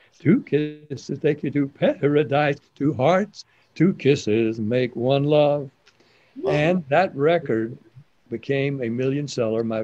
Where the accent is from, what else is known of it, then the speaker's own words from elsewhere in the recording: Nashville, Tennessee, United States; I was growing up in Nashville